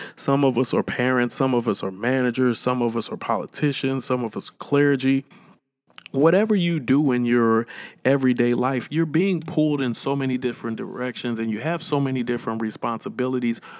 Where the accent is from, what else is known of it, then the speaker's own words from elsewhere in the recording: St. Louis, Missouri, United States; I'm from Saint Louis, Missouri